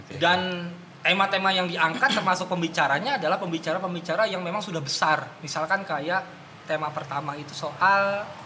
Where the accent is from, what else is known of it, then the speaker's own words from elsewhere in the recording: Banten, Indonesia; kita sebagai masyarakat Banten atau sebagai orang Sunda